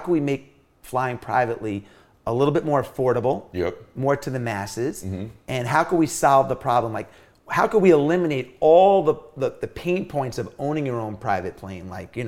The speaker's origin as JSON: {"language": "English", "town": "Long Island", "region": "New York", "country": "United States", "tie": "born or raised there", "said": "When I was growing up, I grew up in New York City, or in Long Island in the 80s when breakdancing and rap and all this stuff was happening."}